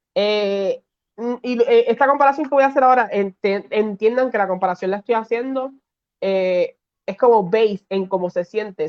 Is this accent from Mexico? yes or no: no; Puerto Rico; de PR